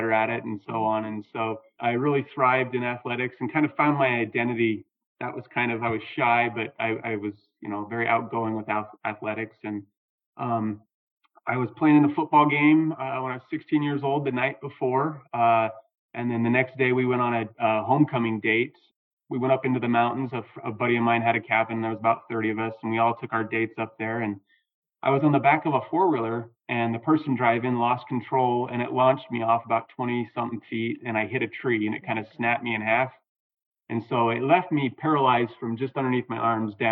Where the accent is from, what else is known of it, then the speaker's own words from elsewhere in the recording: Southern Utah, United States; I grew up in Southern Utah, and it was just a great place to grow up